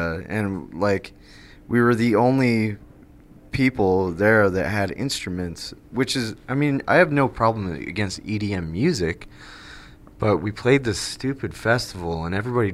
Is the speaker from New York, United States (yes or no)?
yes; Greenwich, New York, United States; are from a very small town that's probably not even dotted on a map, called Greenwich, New York